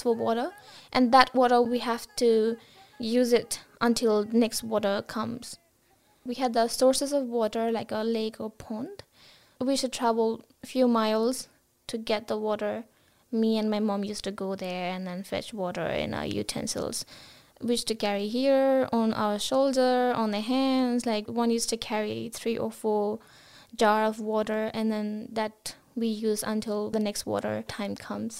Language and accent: English; Gorkha, Gandaki Province, Nepal; moved away as an adult; also born or lived in Kathmandu, Nepal; now in Brisbane, Australia; I grew up in Gorkha. It falls under the mountains, right? I grew up in a village.